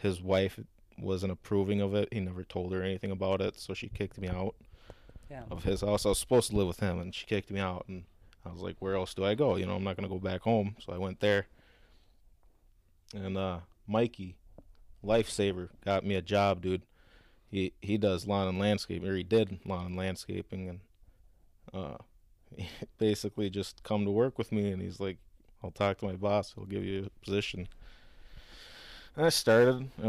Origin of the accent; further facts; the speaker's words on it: Coon Rapids, Minnesota, United States; moved away as an adult; also born or lived in Eden Prairie, Minnesota; now in Los Angeles, United States; I moved to Eden Prairie from from Coon Rapids